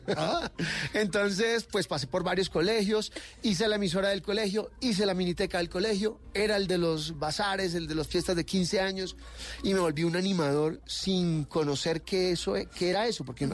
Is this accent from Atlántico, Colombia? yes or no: yes; Barranquilla, Atlántico, Colombia; Nací en Barranquilla Atlántico, aunque no parezca.